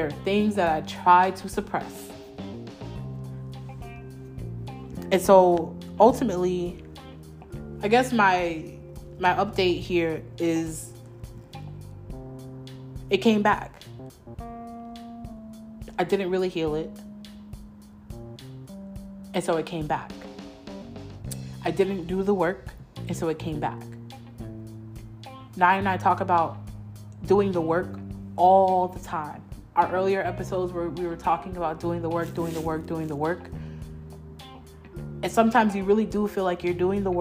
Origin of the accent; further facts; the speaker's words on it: New York, United States; moved away as an adult; I was born in New York. I was raised in New York.